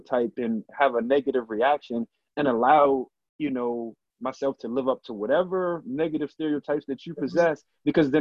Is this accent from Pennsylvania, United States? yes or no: yes; Harrisburg, Pennsylvania, United States; growing up in Harrisburg